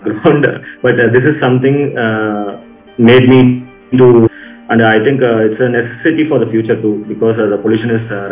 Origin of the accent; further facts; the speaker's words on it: Chennai, Tamil Nadu, India; I'm from Chennai, so I am doing architecture. I did my architecture in Chennai, so basically I'm a city person